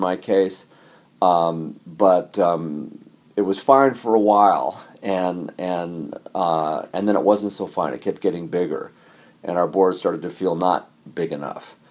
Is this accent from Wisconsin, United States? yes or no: no; California, United States; also born or lived in Hawaii / South Africa / San Francisco; now in New York City, United States; grew up in California and Hawaii, traveled around a bit, lived all over. I live in New York City now.